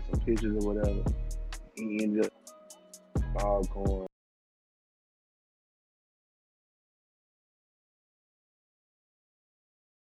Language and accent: English; Jackson, Mississippi, United States; Jackson, Mississippi